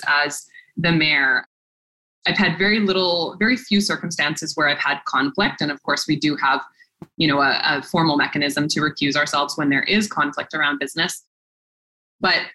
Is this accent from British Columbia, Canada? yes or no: yes; Port Alberni, British Columbia, Canada; when I was growing up in Port Alberni